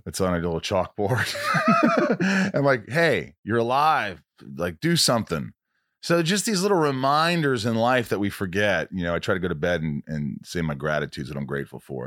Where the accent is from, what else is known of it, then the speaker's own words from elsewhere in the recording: Indiana, United States; also born or lived in Oceanside, Long Island, New York; I grew up in a small town in Indiana